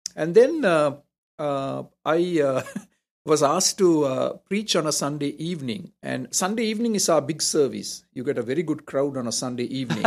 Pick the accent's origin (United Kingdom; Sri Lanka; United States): Sri Lanka; Colombo, Western Province; moved away as an adult; now in Toronto, Canada; I'm from Colombo, so I'm technically a southerner